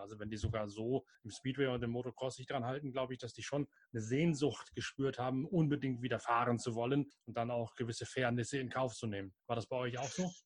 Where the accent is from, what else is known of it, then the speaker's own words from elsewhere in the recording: Lower Saxony, Germany; Bei uns in Niedersachsen